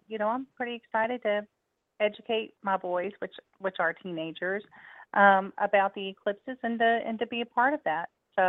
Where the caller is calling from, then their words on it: Texas, United States; I'm calling from Texas.